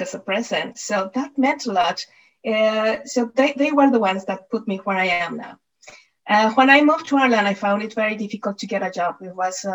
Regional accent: Mexico City, Mexico; moved away; I was born and I was brought up in Mexico City.

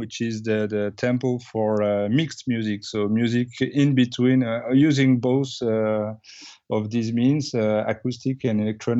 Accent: Bordeaux, Nouvelle-Aquitaine, France; Well, I grew up in Bordeaux, France, where I did my music learning.

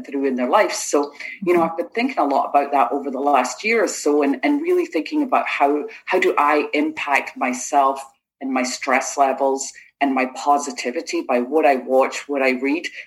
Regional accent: Rutherglen, Scotland, United Kingdom; moved away as an adult; also born or lived in Lochgilphead, Scotland / Italy / England; now in Florida, United States; I grew up in Rutherglen and Lochilphead both. So I had like a little bit of the city and a little bit of the country there in Scotland

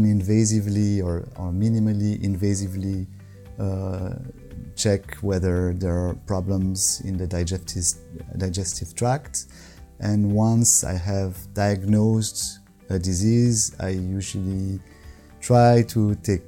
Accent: Morges, Vaud, Switzerland; also born or lived in Lausanne; I'm from Switzerland. I was born around here in Lausanne, actually. And I grew up in Morges, the city of Morges, which is between Lausanne and Geneva.

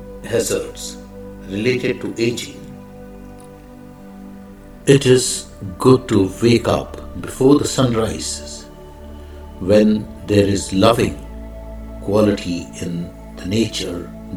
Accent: India; I am the Indian monk

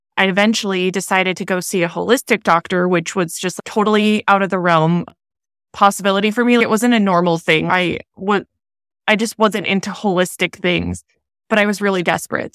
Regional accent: Minnesota, United States; moved away as an adult; now in Southern California, United States; I'm born and raised in Minnesota

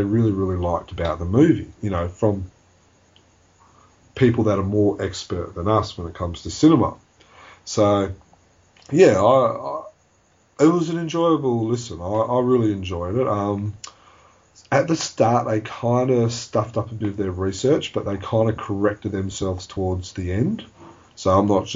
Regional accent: Australia; we're from Australia

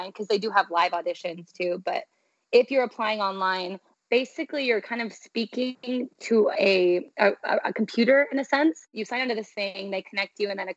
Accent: San Diego, California, United States; moved away; also born or lived in Utah; I'm from San Diego originally

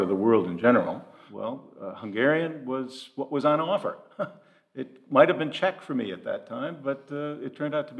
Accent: United States; moved away; I know of only three Americans in that entire organization. I'm one of them

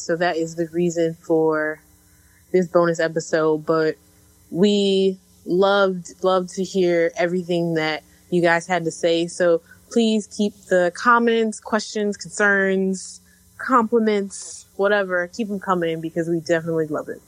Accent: Chicago, Illinois, United States; now in Brooklyn, United States; I am originally from Chicago, based in Brooklyn right now

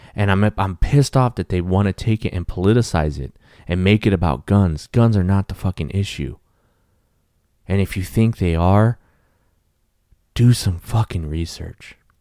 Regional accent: Texas, United States; they were Texas cops from my home state

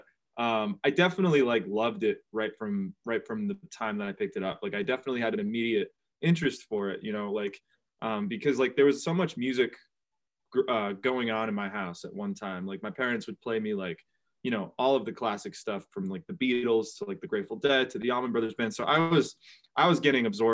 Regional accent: New Bedford, Massachusetts, United States; my hometown of New Bedford

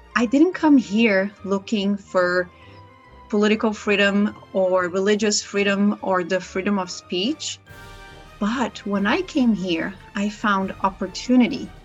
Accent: Brazil; English is a second language; moved away as an adult; now in United States; Since I was a little girl growing up in Brazil

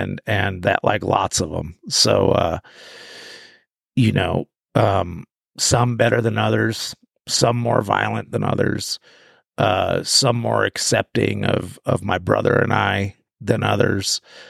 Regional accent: New Mexico, United States; also born or lived in California / Southern Oregon; I was born in California, and then I was raised partly in the Sangre de Cristos, in New Mexico, up in the mountains and around New Mexico, Taos and Tucumcari and that, and then back to California

